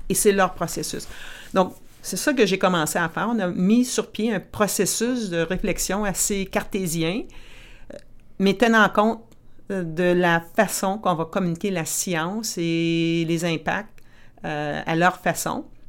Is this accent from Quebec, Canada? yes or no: no; Timmins, Ontario, Canada; moved away as an adult; also born or lived in Ottawa; now in Montreal, Canada; J'ai grandi à Timmins, dans le nord de l'Ontario, une vraie franco-ontarienne.